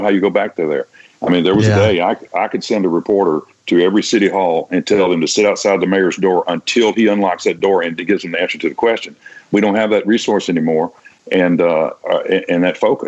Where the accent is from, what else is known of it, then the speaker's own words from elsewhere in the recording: Vicksburg, Mississippi, United States; moved away; when I was a kid, I grew up in Vicksburg.